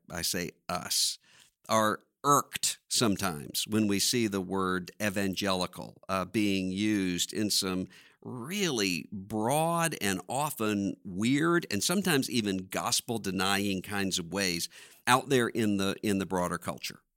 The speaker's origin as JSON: {"language": "English", "town": "Biloxi", "region": "Mississippi", "country": "United States", "tie": "born or raised there", "said": "I'm from Biloxi, Mississippi"}